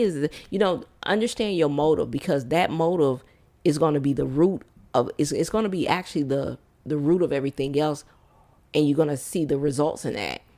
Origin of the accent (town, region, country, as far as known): Detroit, Michigan, United States; born or raised there; moved away as an adult